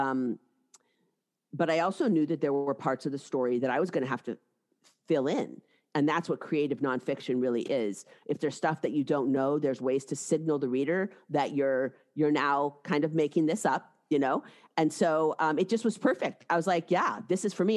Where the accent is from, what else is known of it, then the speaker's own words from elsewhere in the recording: Seattle, Washington, United States; moved away as an adult; also born or lived in New York City; I'm from Seattle, and I had, I went east for undergraduate school and then law school, both in New York City